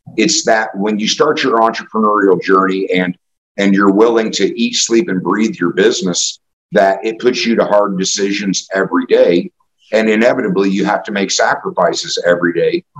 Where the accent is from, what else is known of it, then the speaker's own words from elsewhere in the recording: Indianapolis, Indiana, United States; also born or lived in Kokomo, Indiana; I, I, grew up in indianapolis